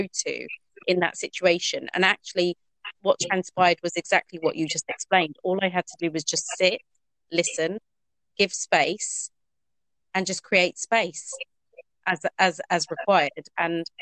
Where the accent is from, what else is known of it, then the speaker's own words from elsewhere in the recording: Norfolk, East of England, United Kingdom; I grew up in National Front Norfolk in the late 1980s, early